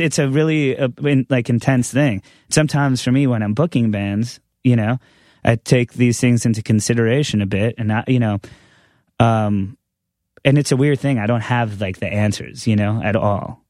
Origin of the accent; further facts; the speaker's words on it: Long Island, New York, United States; growing up on Long Island